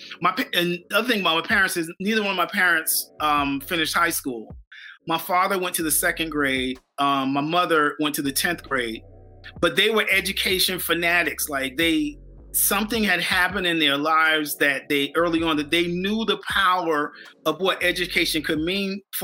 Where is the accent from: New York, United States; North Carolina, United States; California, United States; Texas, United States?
New York, United States; Bridgehampton; also born or lived in Southampton, New York; I grew up in Bridgehampton, and Bridgehampton is a village in the town of Southampton